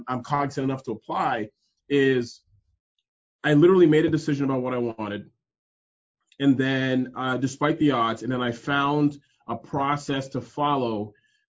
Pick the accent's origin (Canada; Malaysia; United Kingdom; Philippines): Canada; Toronto, Ontario; moved away as an adult; now in United States; I'm originally born and raised in Canada, in Toronto, but I'm a Nigerian descent.